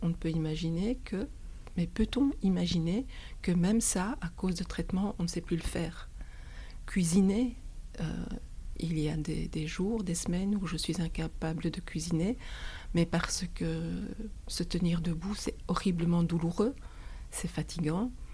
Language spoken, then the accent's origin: French; Belgium; chez nous en Belgique